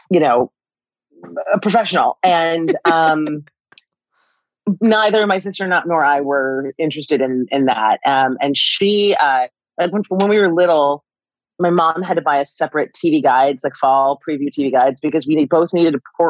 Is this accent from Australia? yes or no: no; Sacramento, California, United States; also born or lived in Highland Park, Michigan; I was born in Highland Park, Michigan. I remember none of it because we left there when I was two to go to Sacramento. So that that's my upbringing, is Northern California.